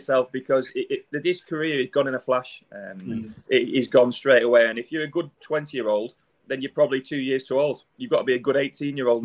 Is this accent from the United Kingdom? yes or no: yes; Wigan, North West England, United Kingdom; moved away; I wasn't born and bred in Manchester, just outside Wigan